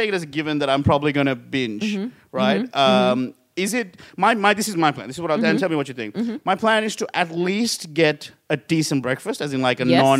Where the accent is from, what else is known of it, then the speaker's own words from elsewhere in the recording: Sri Lanka; now in Australia; I'm originally from Sri Lanka